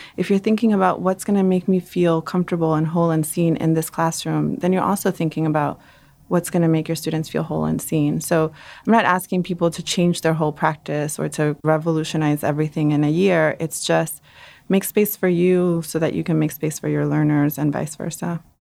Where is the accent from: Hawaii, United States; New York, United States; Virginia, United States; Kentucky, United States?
New York, United States; New York City; also born or lived in Dominican Republic; I'm a Dominican who emigrated from Dominican Republic, but I grew up in Brooklyn